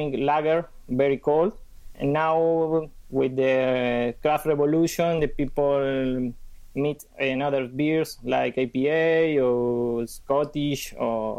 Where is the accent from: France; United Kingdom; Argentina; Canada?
Argentina; I am from Argentina